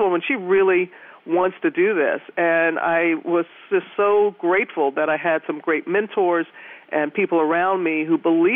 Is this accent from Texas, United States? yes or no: no; Mississippi, United States; also born or lived in Louisiana; when I was a youngster growing up in Mississippi